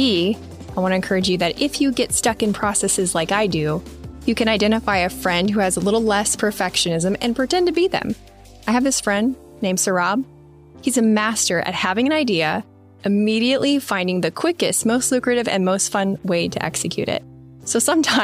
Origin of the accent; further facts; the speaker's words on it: Midwest, United States; growing up in the Midwest